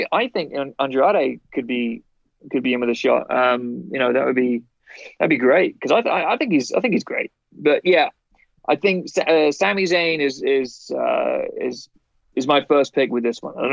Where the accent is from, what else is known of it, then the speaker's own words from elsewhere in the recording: England, United Kingdom; being English